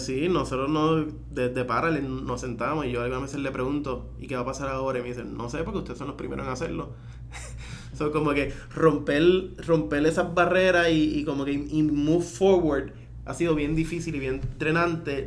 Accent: Puerto Rico; nosotros como puertorriqueños

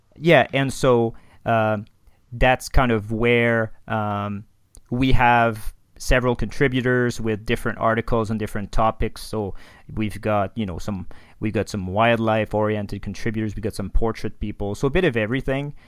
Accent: Quebec City, Quebec, Canada; first language French; English is a second language; now in Banff, Canada; I'm from Quebec City originally.

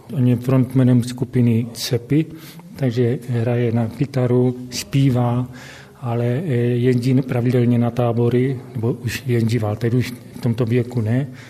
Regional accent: Havířov, Moravian-Silesian Region, Czechia; also born or lived in Karviná; já jsem se sice nenarodil, jsem se v Havířově, protože tady ještě v Havířově nemocnice nebyla, narodil jsem se v Karviné, ale bydlím Od roku šedesát pět na Vyžově

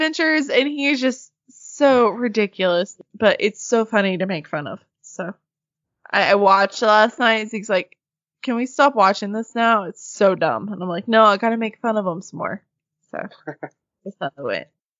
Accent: Arkansas, United States; Because, you know, we're all from Arkansas.

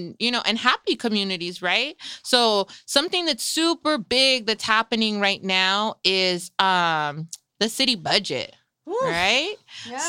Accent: Salinas, California, United States; both Frenchie and I were born and raised here in Salinas.

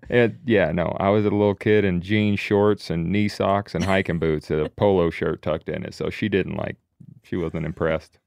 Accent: the Carolinas, United States; we grew up in the Carolinas hunting all game lands there.

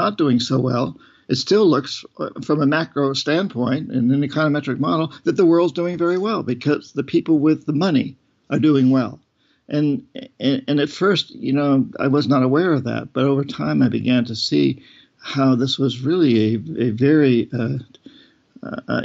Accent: New Hampshire, United States; I grew up relatively poor in New Hampshire.

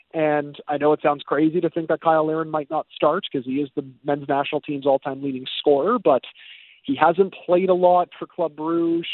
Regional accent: Canada; I'm from Canada

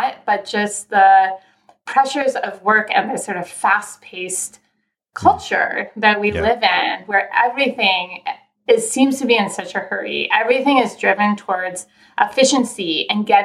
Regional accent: Southern California, United States; moved away as an adult; also born or lived in Philadelphia; I am from Southern California originally. So I grew up in sunshine

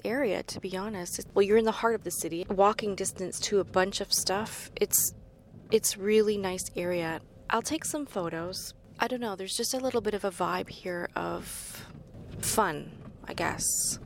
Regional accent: New Brunswick, Canada; I'm also from New Brunswick.

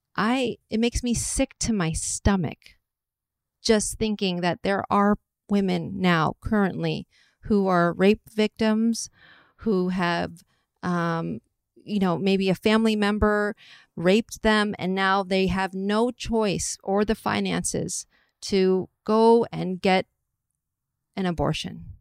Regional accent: Atherton, California, United States; I'm from the Bay Area, from, like, Atherton, Palo Alto area

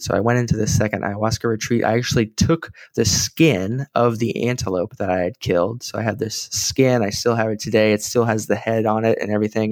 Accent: San Antonio, Texas, United States; I was back in my hometown of San Antonio

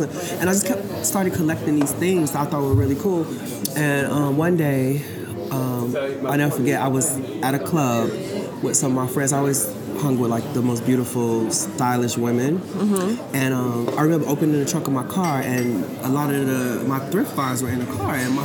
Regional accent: Chicago, Illinois, United States; I'm from Chicago

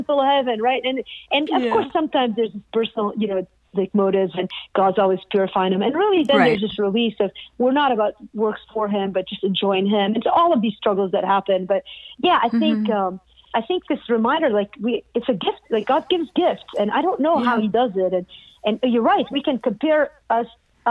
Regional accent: Beirut, Beirut Governorate, Lebanon; now in United States; I grew up in Beirut

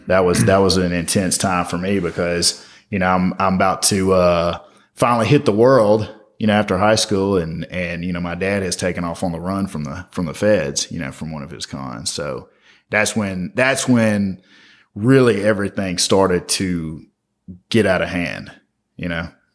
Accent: Memphis, Tennessee, United States; I grew up in Orange Mound as a little kid

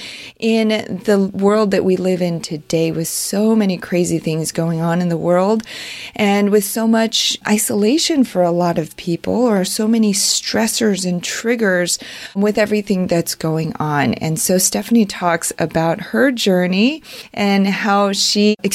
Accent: China; moved away; I was born in China

